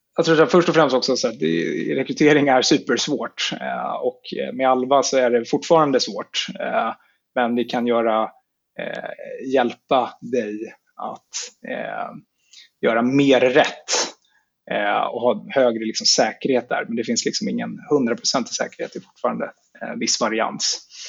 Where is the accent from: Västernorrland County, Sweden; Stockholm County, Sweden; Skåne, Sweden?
Stockholm County, Sweden; Stockholm; jag är född och uppvuxen i Stockholm